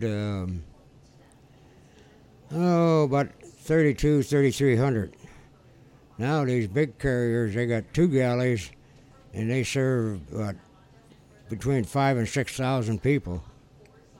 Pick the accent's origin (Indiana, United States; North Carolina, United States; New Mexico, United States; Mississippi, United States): Indiana, United States; Hammond; I've been in this area all my life.